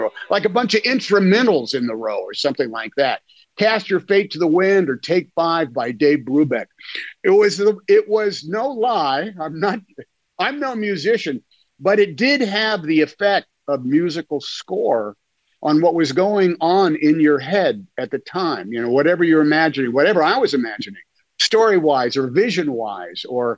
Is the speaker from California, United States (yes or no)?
yes; Oakland, California, United States; I grew up in Oakland